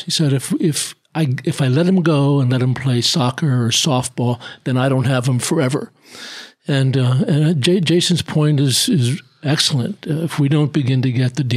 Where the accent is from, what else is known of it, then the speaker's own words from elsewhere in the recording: Levittown, United States; Grew up in Levittown